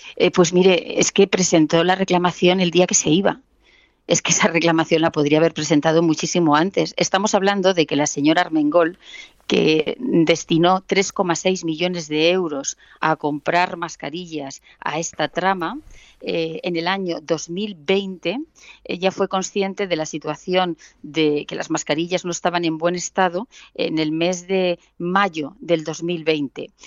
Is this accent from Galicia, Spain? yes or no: no; a village in Ciudad Real, Castilla-La Mancha, Spain; yo soy de un pueblo de Ciudad Real